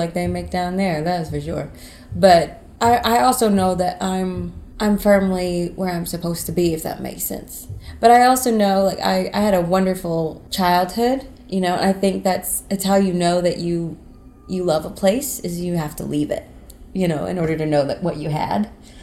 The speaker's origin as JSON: {"language": "English", "region": "North Carolina", "country": "United States", "moved": "as an adult", "said": "I'm from North Carolina, and I went to school for a very short time at Western"}